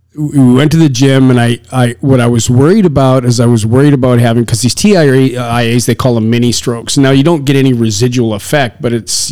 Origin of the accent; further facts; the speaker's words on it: Saskatchewan, Canada; I come from Saskatchewan